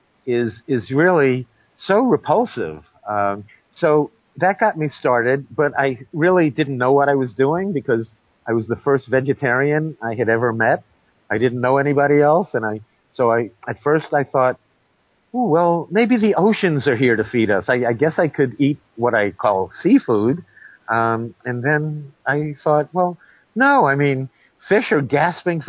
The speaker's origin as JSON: {"language": "English", "town": "New York City", "region": "New York", "country": "United States", "tie": "born or raised there", "said": "growing up in New York City"}